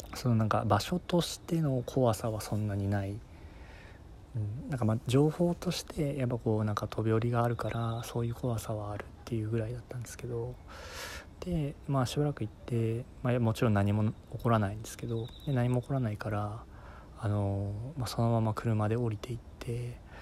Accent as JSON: {"language": "Japanese", "region": "Fukuoka", "country": "Japan", "tie": "born or raised there", "said": "地元が福岡"}